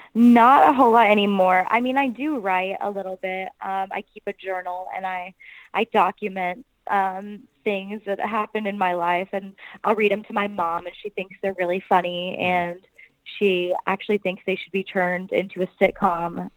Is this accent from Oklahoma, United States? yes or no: yes; Tulsa, Oklahoma, United States; I am originally from Tulsa, Oklahoma